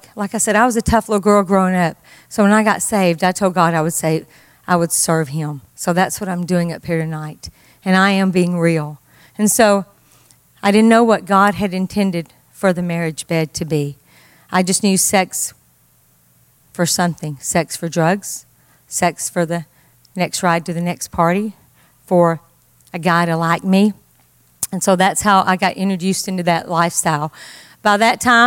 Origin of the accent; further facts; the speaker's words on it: Deadwood, Texas, United States; I grew up right outside of Carthage, Texas, a little town called Deadwood, Texas, a little hole in the wall